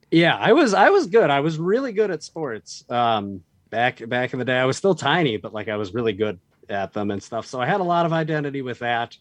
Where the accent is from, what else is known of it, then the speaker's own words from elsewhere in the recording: Boise, Idaho, United States; moved away; also born or lived in Virginia / Colorado; I was not born there, but I grew up there. I was born in Virginia, but we moved when I was like one to mm. Boise.